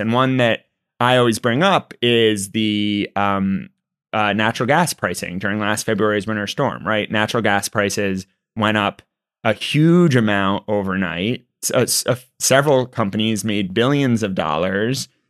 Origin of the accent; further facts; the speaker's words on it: Texas, United States; I'm a Texan